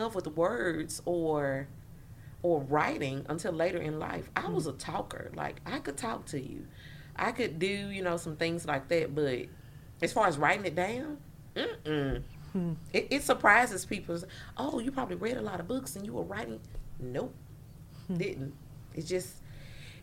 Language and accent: English; Jackson, Mississippi, United States; I grew up in Jackson